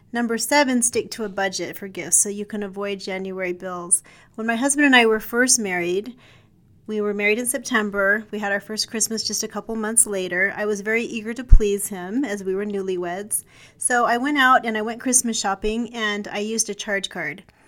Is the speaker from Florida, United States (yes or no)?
no; Provo, Utah, United States; When I was a child, I grew up in West Provo